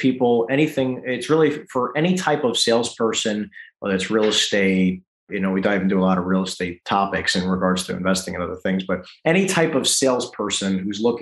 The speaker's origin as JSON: {"language": "English", "region": "East Coast", "country": "United States", "moved": "yes", "said": "I'm from the East Coast"}